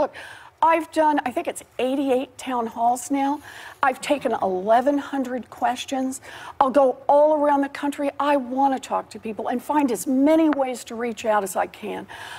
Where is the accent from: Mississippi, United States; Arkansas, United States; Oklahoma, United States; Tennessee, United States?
Oklahoma, United States; I have three brothers, older brothers that I grew up with back in Oklahoma.